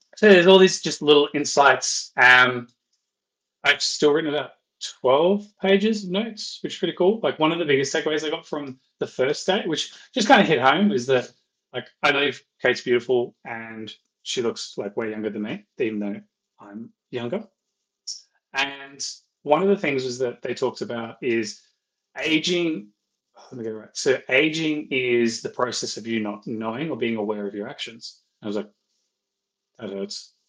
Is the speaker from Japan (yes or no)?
no; Ireland; I'm Irish